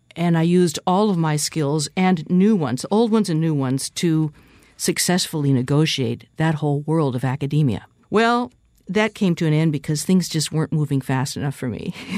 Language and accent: English; Seattle, Washington, United States; I was born and raised in West Seattle, Washington, on the beach, actually